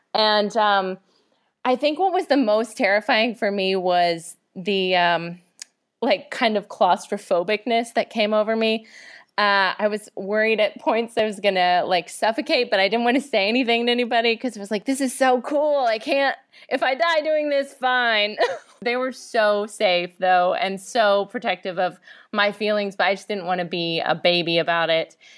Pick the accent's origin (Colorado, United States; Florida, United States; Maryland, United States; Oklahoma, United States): Oklahoma, United States; moved away as an adult; also born or lived in Washington; now in Los Angeles, United States; I was born in Washington, but I grew up my whole life in Oklahoma